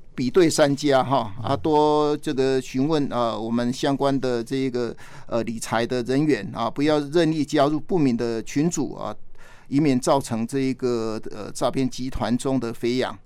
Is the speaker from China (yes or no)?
no; Taiwan; 我们台湾人